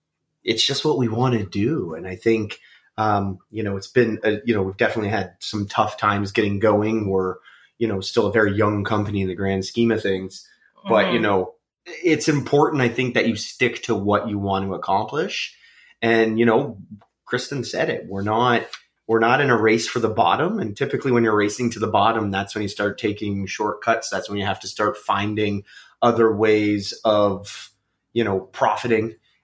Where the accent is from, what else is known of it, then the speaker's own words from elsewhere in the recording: Canada; And I think, again, we are Canadian and we are, as much as we want people to support us as a small local company